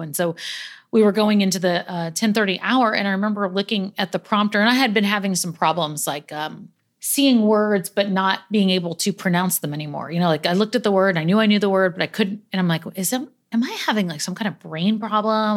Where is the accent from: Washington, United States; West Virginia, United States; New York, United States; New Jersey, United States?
New York, United States; I'm a New Yorker through and through.